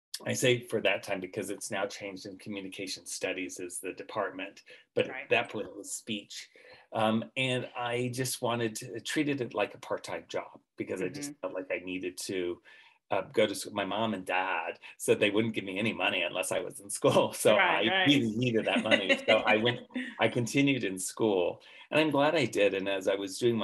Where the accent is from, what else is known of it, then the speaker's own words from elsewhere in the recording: Central California, United States; I was raised in Central California in a farming community